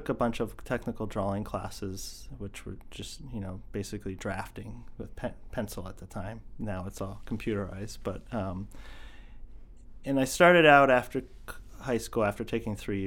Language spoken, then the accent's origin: English; eastern Pennsylvania, United States; moved away as an adult; also born or lived in Camden, Maine; now in Falmouth, United States; I grew up in eastern Pennsylvania